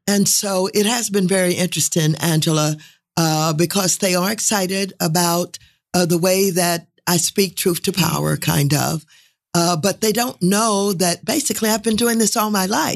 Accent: St. Louis, Missouri, United States; moved away as an adult; now in California, United States; was reared in Saint Louis, uh, came to California

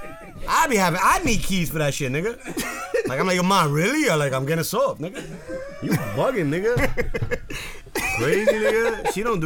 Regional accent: New York, United States; I'm a New Yorker

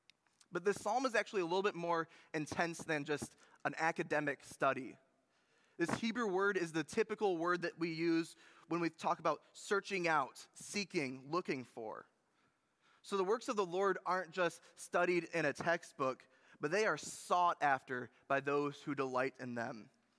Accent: Munising, Michigan, United States; I think that my hometown and my wife's hometown in Munising, Michigan, is one of the most beautiful places in the entire world. It is on the shore of Lake Superior in the Upper Peninsula of Michigan.

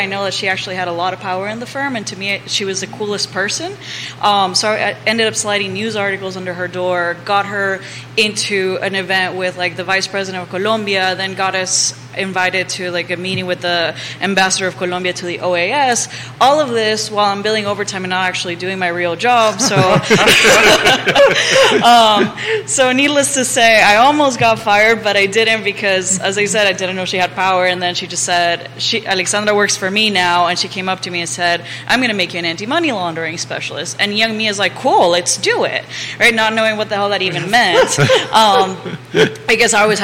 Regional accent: Nicaragua; now in Charlottesville, United States; I'm originally from Nicaragua

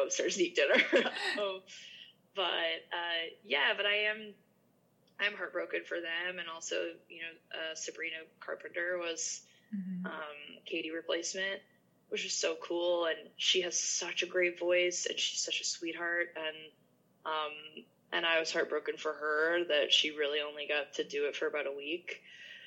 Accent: Massachusetts, United States; I'm from Massachusetts, so it's pretty close to New York City.

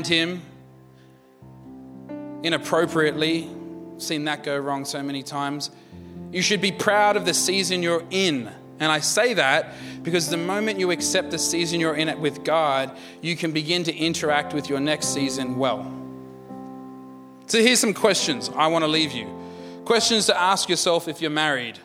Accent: India; I'm an Indian

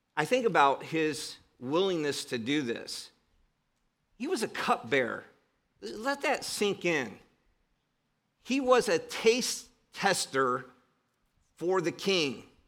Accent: Cleveland, Ohio, United States; I grew up in Cleveland, Ohio

